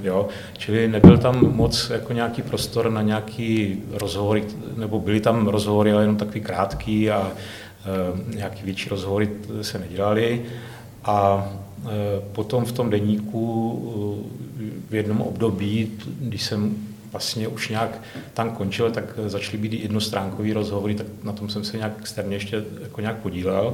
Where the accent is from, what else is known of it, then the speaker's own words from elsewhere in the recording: Hranice, Moravia, Czechia; also born or lived in Rychnov nad Kněžnou, Czech Republic / Kostelec nad Orlicí, Czech Republic / Žamberk, Czech Republic / Valašské Meziříčí, Czech Republic; Já jsem z Moravy, no. Já jsem se teda paradoxně narodil ve východních Čechách